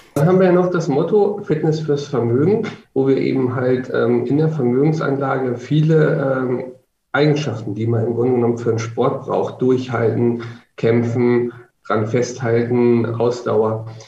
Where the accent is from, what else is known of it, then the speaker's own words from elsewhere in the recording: Hanover, Lower Saxony, Germany; also born or lived in Magdeburg; now in Nuremberg, Germany; ich komme ursprünglich aus Hannover